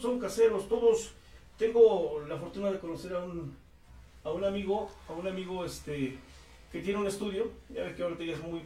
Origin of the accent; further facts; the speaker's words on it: Tlatlauquitepec, Puebla, Mexico; Yo soy de Tlaquitepec